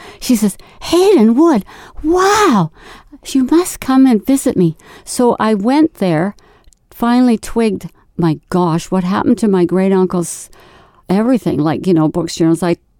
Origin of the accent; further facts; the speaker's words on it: Vancouver, British Columbia, Canada; born there; I was born in Vancouver with a British heritage.